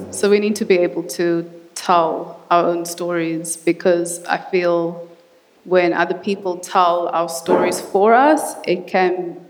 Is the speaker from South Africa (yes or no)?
yes; South Africa; I said I'm from South Africa